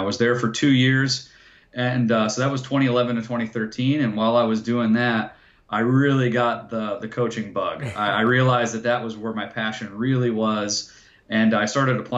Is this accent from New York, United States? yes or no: yes; Rochester, New York, United States; born or raised there; moved away as an adult; also born or lived in Manassas, Virginia